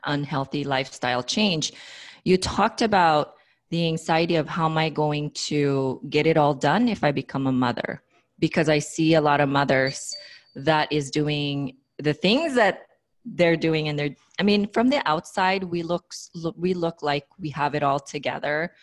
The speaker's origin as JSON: {"language": "English", "country": "Philippines", "tie": "born or raised there", "moved": "yes", "said": "I grew up in the Philippines"}